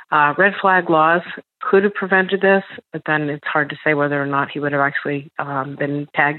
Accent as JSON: {"language": "English", "region": "Colorado", "country": "United States", "tie": "born or raised there", "said": "I grew up in Colorado where guns are very prevalent."}